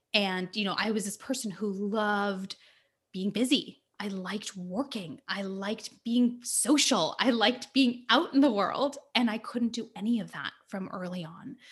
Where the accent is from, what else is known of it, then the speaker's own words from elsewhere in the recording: California, United States; So, I was born and raised in California, um, and my parents immigrated here from India.